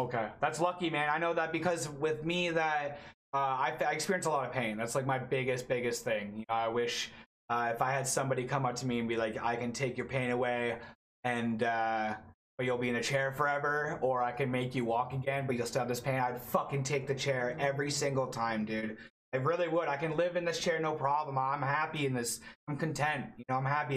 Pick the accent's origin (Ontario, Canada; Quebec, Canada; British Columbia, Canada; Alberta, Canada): Ontario, Canada; Toronto; I'm from Toronto, Canada